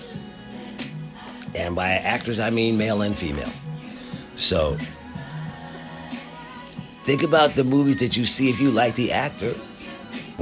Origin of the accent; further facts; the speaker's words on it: Philadelphia, Pennsylvania, United States; I'm from Philly